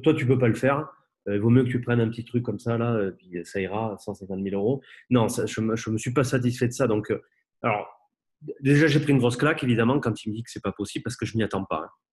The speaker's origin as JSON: {"language": "French", "town": "Bordeaux", "region": "Nouvelle-Aquitaine", "country": "France", "said": "je suis bordelais"}